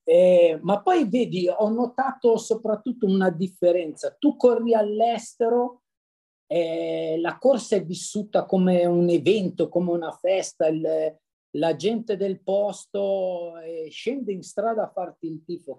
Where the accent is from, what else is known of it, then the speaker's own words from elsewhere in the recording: Cesano Maderno, Lombardy, Italy; io sono di Cesano Maderno, in provincia di Monza Brianza